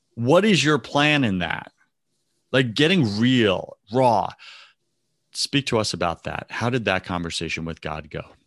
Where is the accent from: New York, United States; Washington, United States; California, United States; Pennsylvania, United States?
New York, United States; I'm from New York